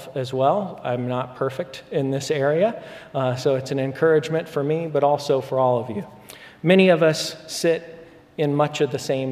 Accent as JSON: {"language": "English", "town": "Spokane", "region": "Washington", "country": "United States", "tie": "born or raised there", "moved": "yes", "lives_now": "Dallas, United States", "said": "I grew up for many years in the area of Spokane, Washington"}